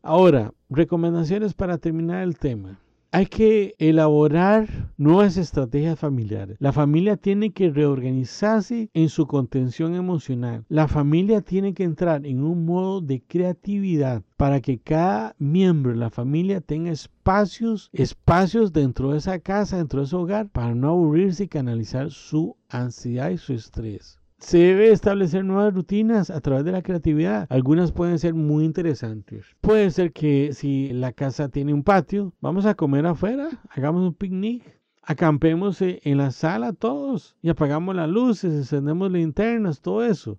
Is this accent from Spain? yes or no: no; Costa Rica; en mi país, Costa Rica